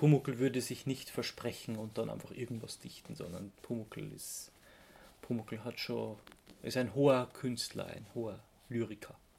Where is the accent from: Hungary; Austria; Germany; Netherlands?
Austria; als Österreicher